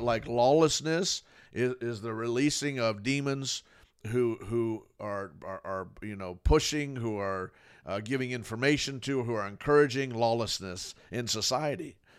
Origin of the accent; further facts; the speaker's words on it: Fort Lauderdale, Florida, United States; I grew up in Fort Lauderdale, Florida, you know, my whole life. I was born there in Fort Lauderdale